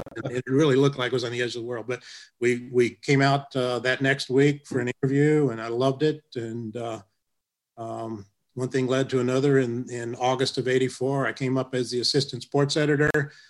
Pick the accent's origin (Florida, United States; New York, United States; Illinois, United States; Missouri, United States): Missouri, United States; Rolla; moved away; growing up outside of St. Louis in a small town in central Missouri